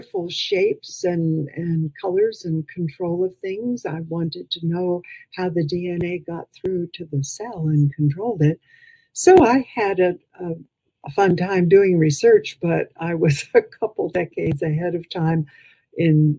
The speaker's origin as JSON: {"language": "English", "town": "New York City", "region": "New York", "country": "United States", "tie": "born or raised there", "also_born_or_lived": "Harlem, New York / Ohio", "accent": "Midwestern", "moved": "yes", "lives_now": "Oklahoma, United States", "said": "I grew up in Far Rockaway"}